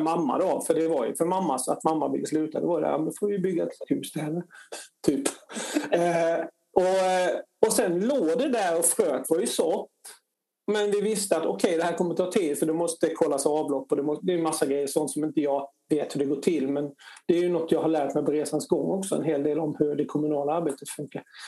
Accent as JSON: {"language": "Swedish", "town": "Harplinge", "region": "Halland County", "country": "Sweden", "tie": "born or raised there", "moved": "as an adult", "lives_now": "Stockholm, Sweden", "said": "jag är uppväxt i Harplinge då, utanför Halmstad"}